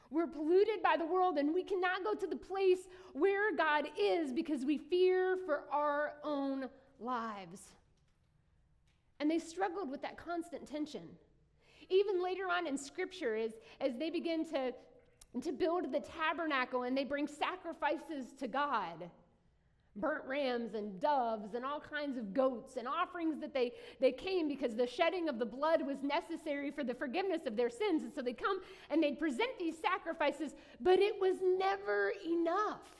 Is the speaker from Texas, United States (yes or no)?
no; southern West Virginia, United States; now in Ohio, United States; I grew up in a little neighborhood in southern West Virginia. Um, if you know me for a hot minute, you'll know that's where I'm from because I really love my home state.